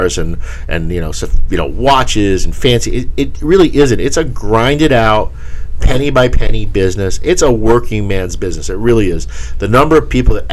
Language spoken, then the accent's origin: English; New England, United States; I'm from the New England area